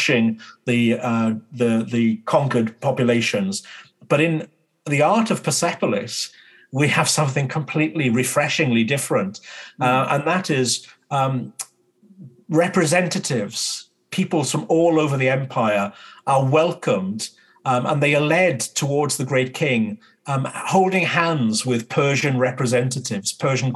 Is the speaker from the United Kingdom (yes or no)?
yes; United Kingdom